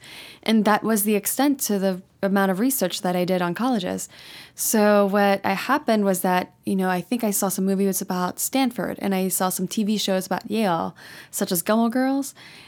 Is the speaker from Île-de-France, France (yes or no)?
yes; Paris, Île-de-France, France; born there; I was born in Paris, France. Actually in the 20th arrondissement, which is a really lovely district and I visit often, actually.